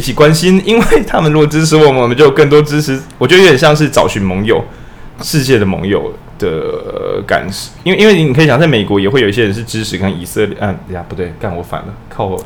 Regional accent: Taiwan; 我们都是台湾人

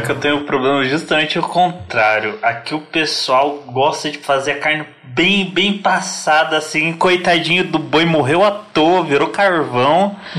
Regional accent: Paraná, Brazil; eu nasci no Paraná, cresci no Paraná, morei a maior parte do tempo no Paraná

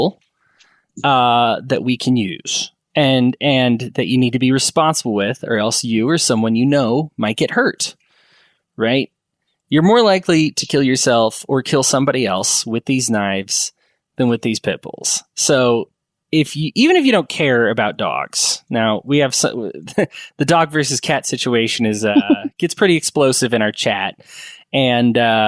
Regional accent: Aurora, Colorado, United States; what I consider my hometown of Aurora, Colorado

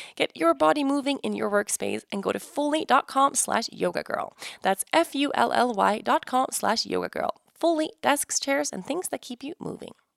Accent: Sweden; moved away; my home country, Sweden

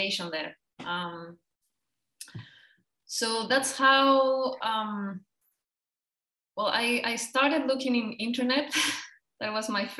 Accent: Chile; now in Germany; I'm from Chile. I'm from South America.

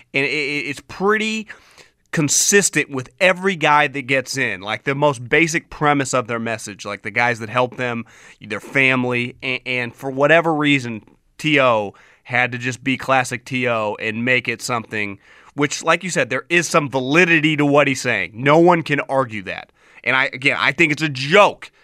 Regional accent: Northern California, United States; I grew up in Northern California

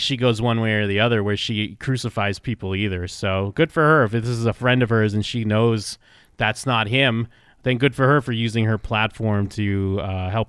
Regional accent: Massachusetts, United States; I grew up in Massachusetts

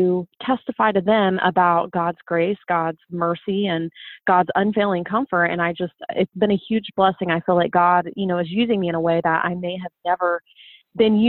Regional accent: Ohio, United States; I've been born and raised in Ohio my whole life

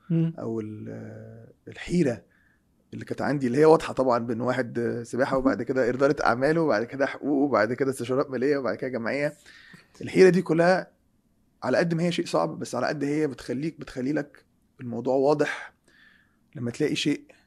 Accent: Egypt; moved away; احنا عندنا في مصر

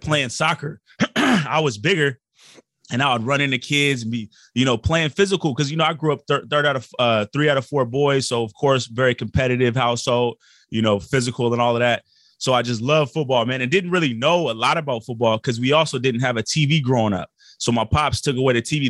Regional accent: Portland, Oregon, United States; we grew up in Portland, Oregon

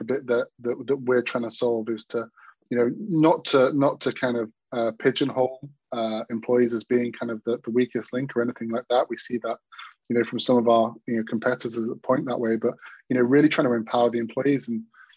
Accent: Manchester, North West England, United Kingdom; I'm from Manchester, England

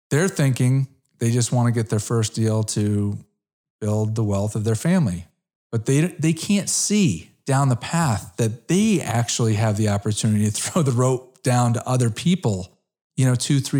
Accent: Connecticut, United States; I grew up in Connecticut

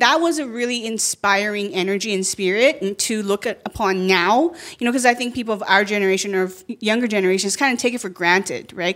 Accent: Canada; moved away as an adult; also born or lived in China; now in United States; being a first generation immigrant from China and I grew up in Canada and then living here

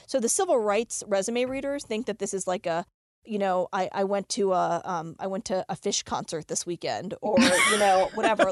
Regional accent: Richmond, Virginia, United States; born or raised there; now in Denver, United States

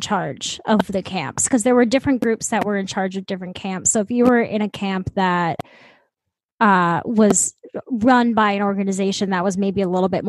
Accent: Minnesota, United States; because he's from Minnesota and I'm from Minnesota.

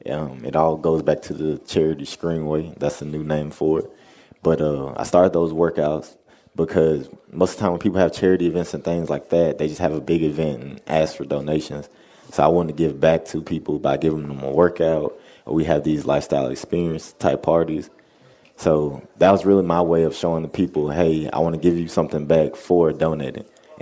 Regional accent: the South, United States; I would say me and him get along. We're both from the South.

